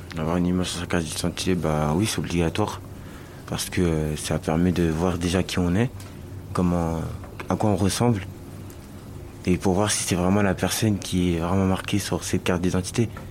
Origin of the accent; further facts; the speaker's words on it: Marseille, Provence-Alpes-Côte d'Azur, France; Je suis marseillais ici, hein, et j'ai d'autres origines aussi